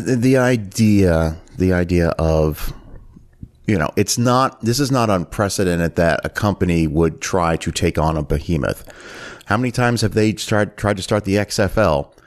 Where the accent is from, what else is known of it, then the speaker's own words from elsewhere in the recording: Canada; moved away; I'm originally from Canada